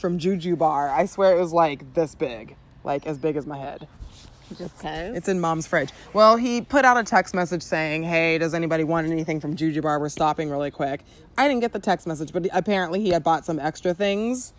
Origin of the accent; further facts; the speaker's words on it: Southern California, United States; we talk like this because we're from Southern California.